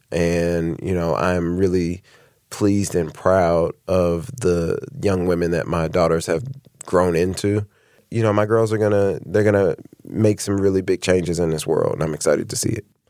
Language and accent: English; Indianapolis, Indiana, United States; moved away as an adult; now in Cincinnati, United States; We're from we're both born and raised in Indianapolis